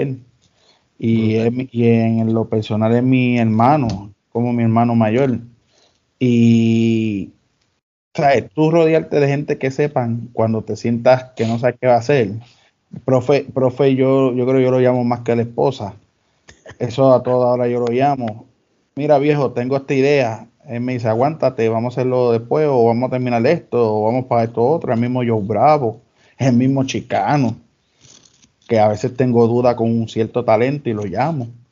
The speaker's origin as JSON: {"language": "Spanish", "town": "Dorado", "country": "Puerto Rico", "said": "en mi pueblo, en Dorado"}